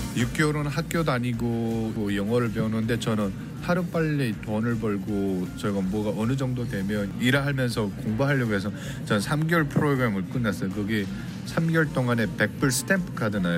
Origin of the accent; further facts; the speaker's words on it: North Korea; now in Los Angeles, United States; 제가 북한 사람이란 걸